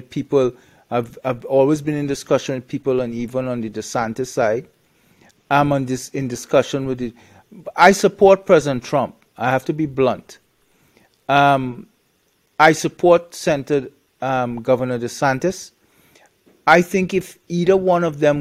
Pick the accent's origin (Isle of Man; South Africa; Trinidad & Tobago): Trinidad & Tobago; moved away; also born or lived in Canada; I'm originally from Trinidad